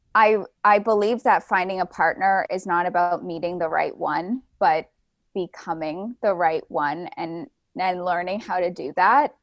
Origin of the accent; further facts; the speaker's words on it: Ontario, Canada; moved away; also born or lived in Vancouver, British Columbia; I was originally from, um, Ontario in, in Canada. I moved to the West Coast to Vancouver, B C.